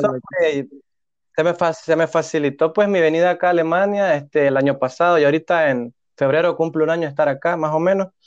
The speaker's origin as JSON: {"language": "Spanish", "country": "Nicaragua", "moved": "as an adult", "lives_now": "Hamburg, Germany", "said": "como todo nica loco"}